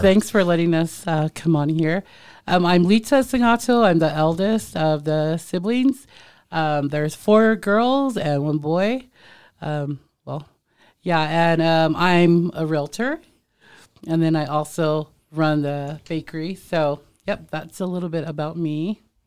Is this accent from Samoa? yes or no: yes; Samoa; moved away; we're Samoan, but growing up in Samoa, my mom's family, they would, they had a bakery too